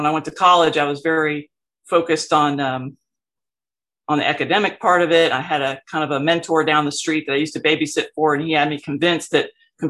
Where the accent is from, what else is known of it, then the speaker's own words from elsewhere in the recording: Miami, Florida, United States; also born or lived in Port Arthur, Texas; now in Gainesville, United States; I was born in Miami, one of the there's not very many native Miamians running around, but I'm glad to be one of them. Grew up a couple miles from this wonderful little beach called Matheson Hammock.